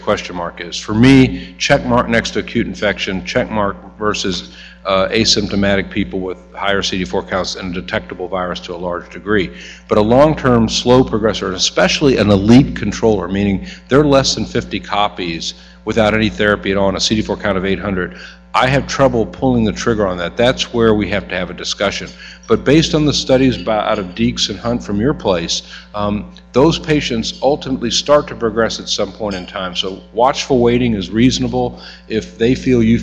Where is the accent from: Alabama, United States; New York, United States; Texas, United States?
Alabama, United States; I'm from Alabama